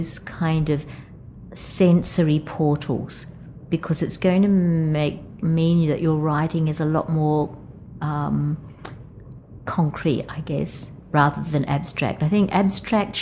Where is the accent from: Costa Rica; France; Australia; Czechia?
Australia; Wellington, New South Wales; born or raised there; moved away